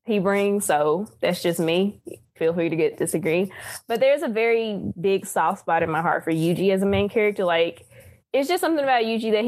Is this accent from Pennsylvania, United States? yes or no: no; Terry, Mississippi, United States; I'm from Terry, Mississippi, so woo, dirty south.